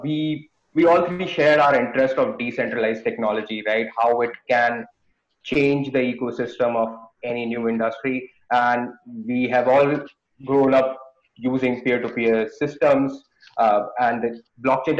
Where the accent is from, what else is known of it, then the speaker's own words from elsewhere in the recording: India; moved away as an adult; I born and brought up in India